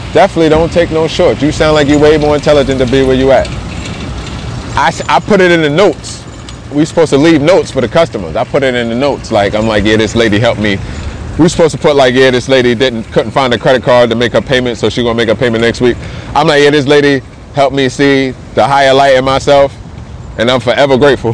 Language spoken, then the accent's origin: English; New Jersey, United States; moved away as an adult; also born or lived in Colorado Springs, Colorado; now in Denver, United States; I'm from Jersey. I'm calling back home.